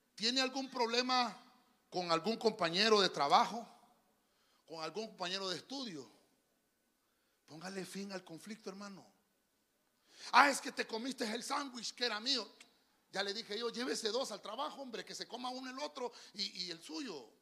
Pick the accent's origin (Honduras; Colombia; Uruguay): Honduras; yo soy hondureño